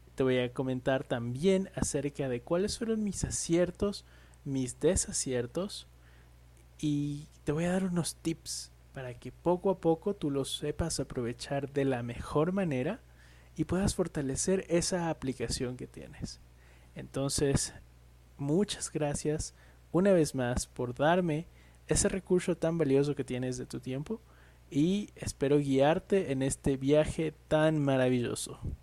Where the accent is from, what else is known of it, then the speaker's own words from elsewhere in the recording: Ecuador; soy ecuatoriano